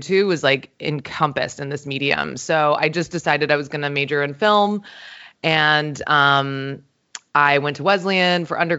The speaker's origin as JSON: {"language": "English", "region": "St. Croix", "country": "U.S. Virgin Islands", "tie": "born or raised there", "said": "when I was growing up, I'm from a small island in the Caribbean. I'm from St. Croix in the U.S. Virgin Islands"}